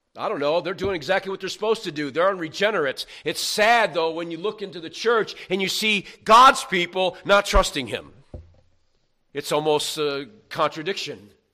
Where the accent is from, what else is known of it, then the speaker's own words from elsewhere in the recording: New York, United States; I'm from New York